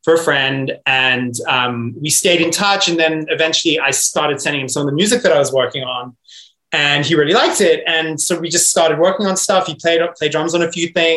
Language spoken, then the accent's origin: English; South Africa; also born or lived in Liverpool, United Kingdom; now in Germany; growing up in South Africa